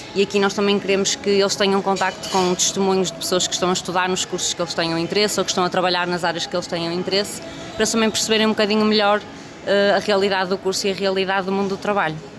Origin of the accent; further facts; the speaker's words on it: Porto, Norte, Portugal; Eu sou do Porto